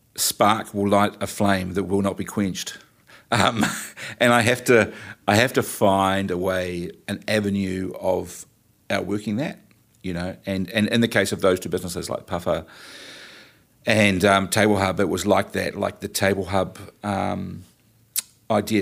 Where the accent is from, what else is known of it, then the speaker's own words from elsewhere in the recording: New Plymouth, Taranaki, New Zealand; I'm from New Plymouth